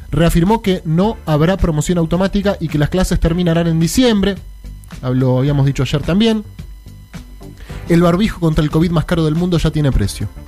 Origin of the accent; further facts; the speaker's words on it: Buenos Aires, Argentina; Yo soy porteño.